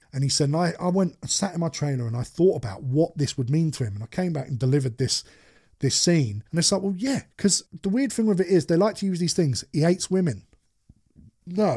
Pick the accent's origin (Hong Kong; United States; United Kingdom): United Kingdom; as British people